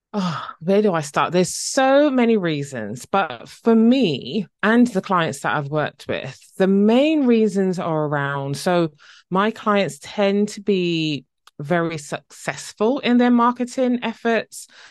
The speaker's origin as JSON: {"language": "English", "country": "Barbados", "moved": "yes", "lives_now": "Essex, United Kingdom", "said": "originally from the lovely island Barbados in the Caribbean, but now living in the U K"}